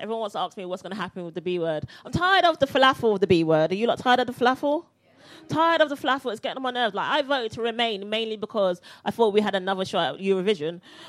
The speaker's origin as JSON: {"language": "English", "country": "Barbados", "moved": "yes", "lives_now": "United Kingdom"}